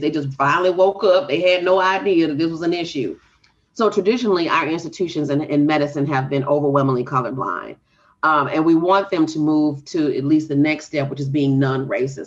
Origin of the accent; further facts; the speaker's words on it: Texas, United States; the rural town I grew up in in Texas